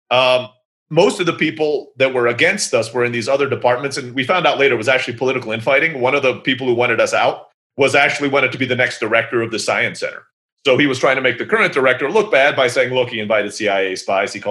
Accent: Turkey; So my mom is from the Philippines, my dad's from the US, but grew up in Africa, and I'm growing up in Turkey, right?

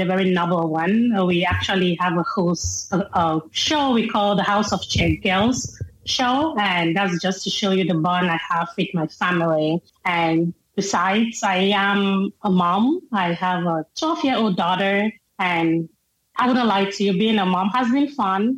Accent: Kumbo, Northwest Region, Cameroon; first language Mbakum; English is a second language; moved away as an adult; also born or lived in Akum, Cameroon / Germany; now in Franklin, United States; I grew up in a really huge home. I grew up in Kumbu.

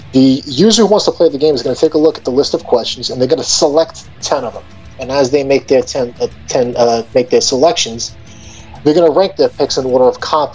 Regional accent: Long Island, New York, United States; So I guess full disclosure, I grew up and live on Long Island, New York.

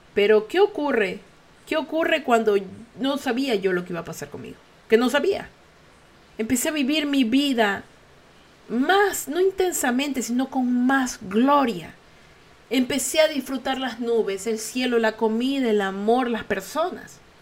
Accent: Ecuador; los ecuatorianos estamos tratando de seguir adelante

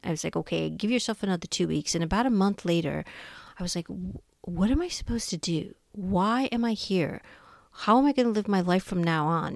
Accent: India; moved away as an adult; now in United States; I was born and raised in India

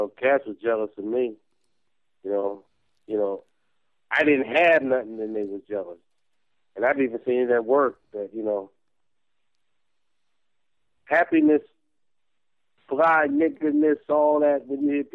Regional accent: New York, United States; I'm from New York

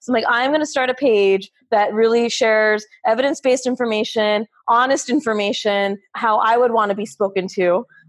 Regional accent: California, United States; also born or lived in Arizona / New York; now in Florida, United States; Yeah, and I grew up in Southern California, moved around a lot. My med school was in Arizona. Rotations were in New York.

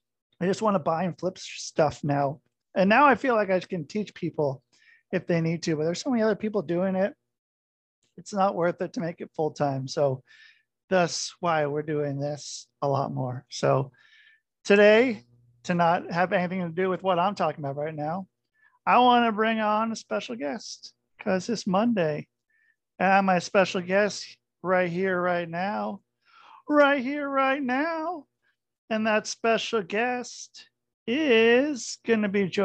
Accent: Oregon, United States; I'm from Oregon

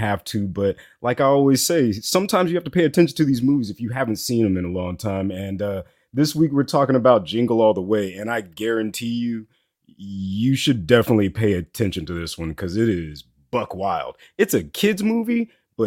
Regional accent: Florida, United States; moved away; I'm from Florida. I understand what's popping down there.

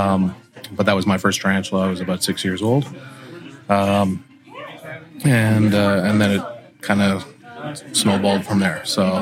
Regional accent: Toronto, Ontario, Canada; originally from Toronto, Ontario. And I grew up in Canada

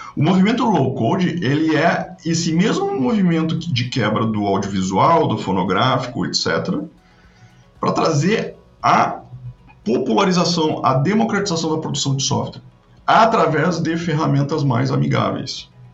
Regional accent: Rio Grande do Sul, Brazil; also born or lived in Porto Alegre; eu sou gaúcho, moro em, em Porto Alegre

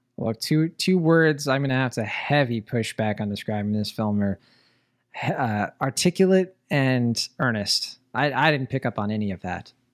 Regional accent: Puerto Rico; I'm from Puerto Rico

